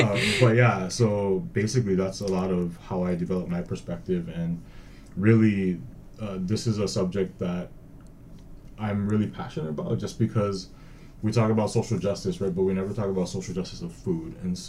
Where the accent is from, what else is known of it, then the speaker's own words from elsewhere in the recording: Hawaii, United States; now in Oregon, United States; stuff that I grew up eating in Hawaii.